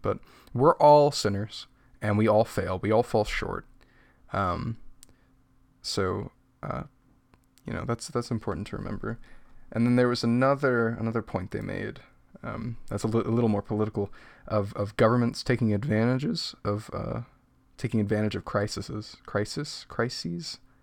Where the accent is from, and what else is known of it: United States